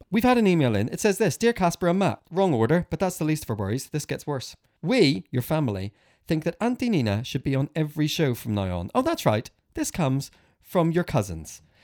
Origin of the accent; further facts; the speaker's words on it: Northern Ireland, United Kingdom; when I was probably eleven or twelve, growing up in Northern Ireland